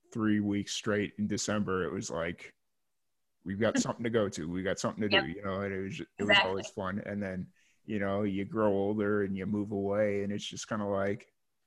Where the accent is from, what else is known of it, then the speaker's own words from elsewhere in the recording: Chicago, Illinois, United States; moved away; where I grew up in Chicago